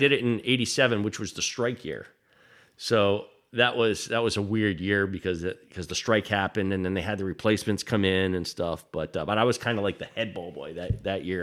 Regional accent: Smithfield, Rhode Island, United States; when I grew up in Smithfield

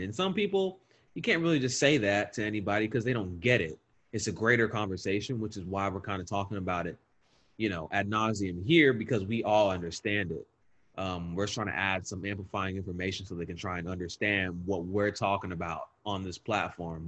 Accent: the South, United States; we are from the South

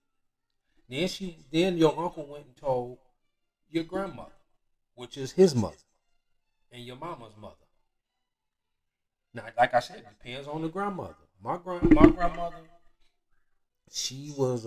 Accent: Detroit, Michigan, United States; I'm from Detroit

